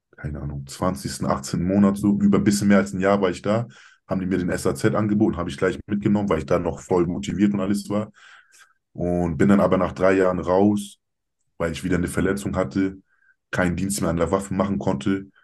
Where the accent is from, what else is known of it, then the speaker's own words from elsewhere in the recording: Kiel, Schleswig-Holstein, Germany; Ich bin Deutscher, ich bin hier geboren, hier aufgewachsen, Kieler Sprotte, wirklich mein Leben lang